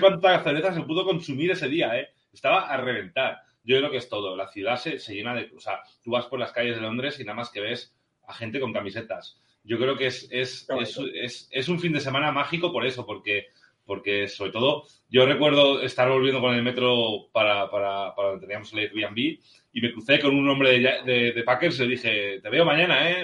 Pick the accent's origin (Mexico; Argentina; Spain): Spain; yo soy un fan español de los Giants